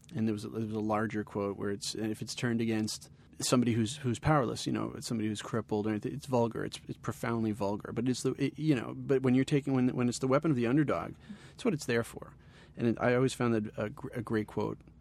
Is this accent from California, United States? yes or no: no; New Rochelle, New York, United States; also born or lived in Ithaca; now in Bay Area, United States; I grew up in New Rochelle, which was a half hour north of the city, and it was a very Italian and a very Jewish place to be